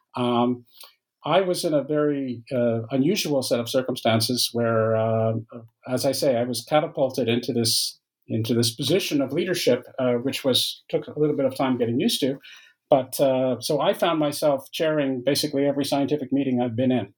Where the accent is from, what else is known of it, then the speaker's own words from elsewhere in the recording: Canada; moved away as an adult; also born or lived in Waterloo, Ontario; now in France; I'm Canadian uh, by by origin, uh, although I live in uh, in France now. But I, have lived for many years in Canada